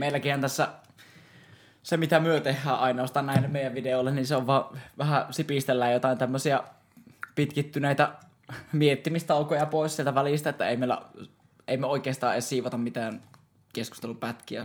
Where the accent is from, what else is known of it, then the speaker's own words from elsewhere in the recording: Joensuu, North Karelia, Finland; mä oon Joensuusta